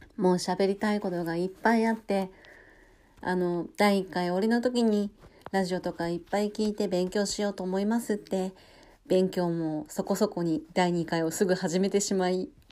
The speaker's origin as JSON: {"language": "Japanese", "region": "Hokkaido", "country": "Japan", "tie": "born or raised there", "said": "私は北海道出身なんですけど"}